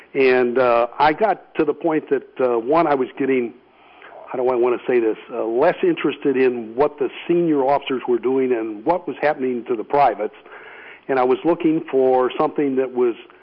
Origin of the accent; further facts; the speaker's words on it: St. Louis, Missouri, United States; moved away as an adult; now in Virginia, United States; where I was born in St. Louis